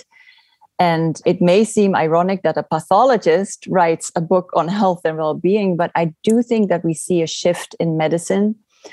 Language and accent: English; Netherlands; moved away as an adult; also born or lived in California; now in Oregon, United States; I'm originally from the Netherlands